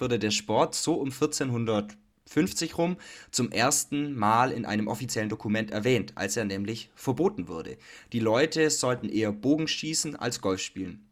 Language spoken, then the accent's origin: German; Germany; Bei uns in Deutschland